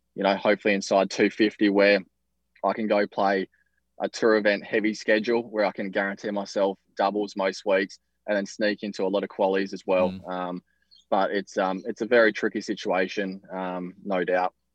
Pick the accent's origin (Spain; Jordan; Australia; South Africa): Australia; us Aussies, we stick together.